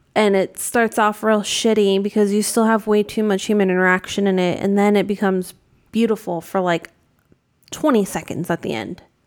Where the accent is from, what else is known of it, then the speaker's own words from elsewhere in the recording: New England, United States; I grew up in New England, which is, you know, Massachusetts, Connecticut